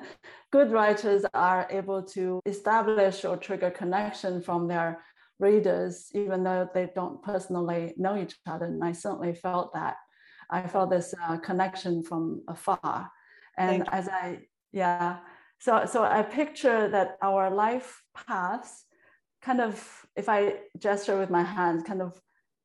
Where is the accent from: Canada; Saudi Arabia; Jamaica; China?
China; moved away as an adult; also born or lived in New York, United States; now in California, United States; I'm from China with a Manchurian blood on my mom's side.